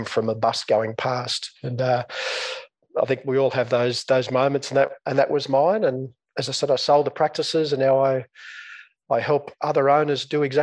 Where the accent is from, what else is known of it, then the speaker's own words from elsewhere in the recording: Coonamble, New South Wales, Australia; moved away as an adult; also born or lived in Newcastle, Australia / Sydney, Australia; I grew up in a small country town in northwest New South Wales, Australia